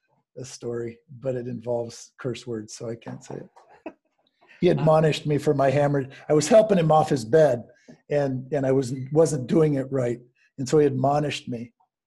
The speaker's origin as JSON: {"language": "English", "country": "United States", "said": "that we learn as American athletes. And especially for males, we learn a lot in football that really doesn't work."}